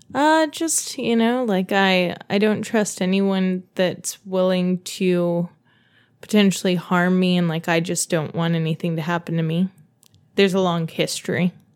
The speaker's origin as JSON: {"language": "English", "town": "Dayton", "region": "Ohio", "country": "United States", "tie": "born or raised there", "said": "I grew up in Dayton, Ohio"}